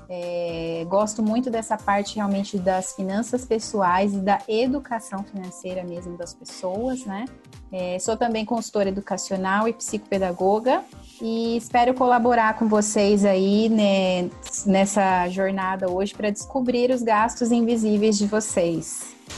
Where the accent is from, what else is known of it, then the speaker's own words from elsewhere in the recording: interior of São Paulo, Brazil; sou do interior de São Paulo